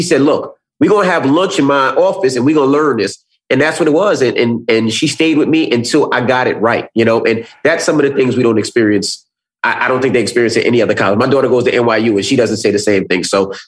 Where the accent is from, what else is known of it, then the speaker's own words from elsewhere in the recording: New York, United States; I was from New York. All I knew was New York.